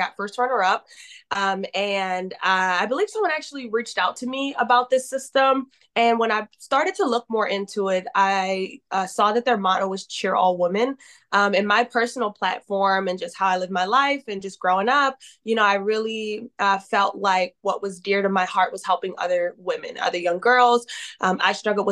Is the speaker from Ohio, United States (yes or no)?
no; Baltimore, Maryland, United States; moved away as an adult; now in San Diego, United States; I am originally from Baltimore, Maryland, and I moved to San Diego, California in 2021.